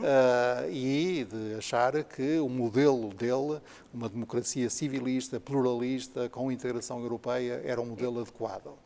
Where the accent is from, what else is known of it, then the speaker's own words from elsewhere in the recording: Porto, Norte, Portugal; mas depois cresci na minha meninice em Paranhos